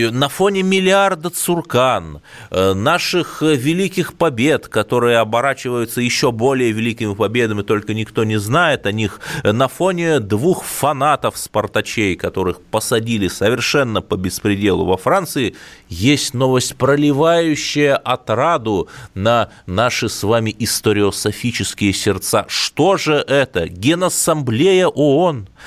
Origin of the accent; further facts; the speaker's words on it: Cherepovets, Vologda Oblast, Russia; Череповец, Череповец – это антирекорд. По итогам 2020 года не только коронавирус отличился, но и в моем родном городе стоимость квадратного метра метров впервые превысила психологическую отметку 90 тысяч.